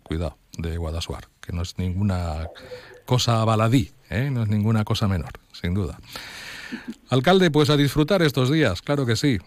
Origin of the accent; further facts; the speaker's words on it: Valencian Community, Spain; valencianos también todo lo acabamos con una buena cena